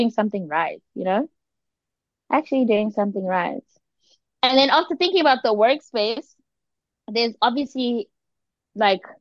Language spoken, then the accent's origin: English; South Africa; moved away; being a South African woman